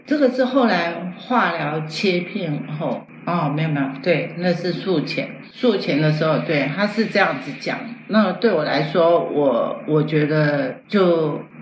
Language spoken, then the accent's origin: Chinese; Taiwan; also born or lived in mainland China; 他知道我是台湾来的